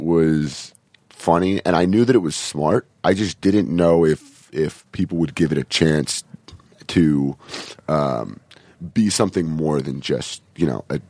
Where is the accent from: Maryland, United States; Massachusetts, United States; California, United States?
California, United States; Los Angeles; I grew up in Venice.